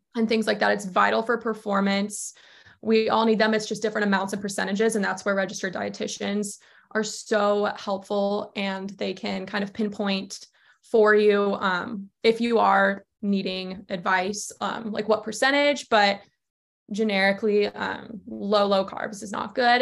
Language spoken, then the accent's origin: English; Georgia, United States; also born or lived in Charleston, South Carolina; now in Connecticut, United States; I'm originally from Georgia.